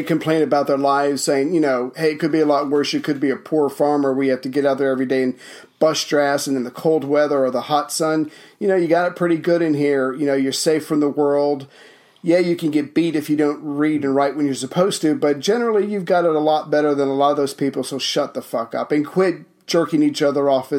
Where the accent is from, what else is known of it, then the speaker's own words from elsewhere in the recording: Charleston, South Carolina, United States; moved away; Oh, Charleston, South Carolina.